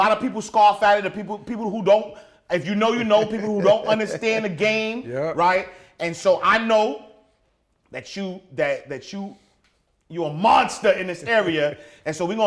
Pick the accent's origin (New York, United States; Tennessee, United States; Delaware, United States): New York, United States; New York City; I'm a kid from Harlem, New York